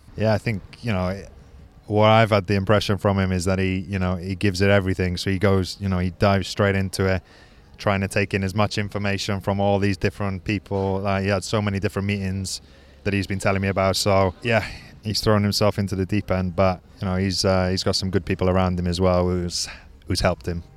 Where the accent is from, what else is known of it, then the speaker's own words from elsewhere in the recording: Wales, United Kingdom; moved away as an adult; also born or lived in Caerphilly; being Welsh